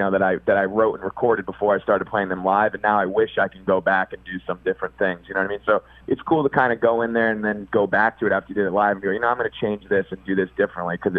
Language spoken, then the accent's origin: English; Connecticut, United States; it is nice for me personally to be back on the East Coast